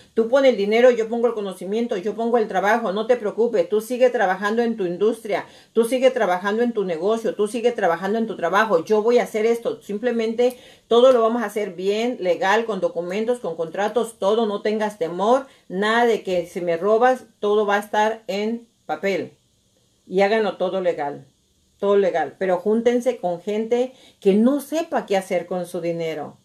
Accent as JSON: {"language": "Spanish", "region": "Nayarit", "country": "Mexico", "moved": "yes", "said": "yo soy de Nayarit"}